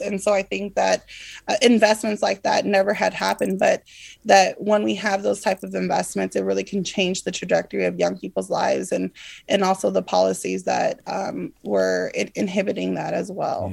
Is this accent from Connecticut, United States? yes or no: no; Stockton, California, United States; also born or lived in Bay Area; as a young person growing up in Stockton